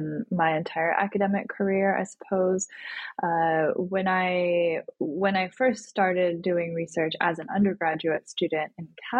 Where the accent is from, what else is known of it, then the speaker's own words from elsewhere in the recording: United States; my experience of growing up in the United States